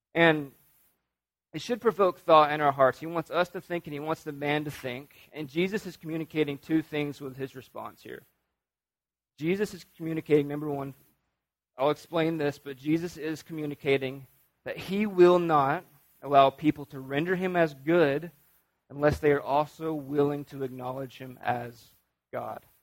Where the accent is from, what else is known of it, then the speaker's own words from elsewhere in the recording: North Alabama, United States; I'm from North Alabama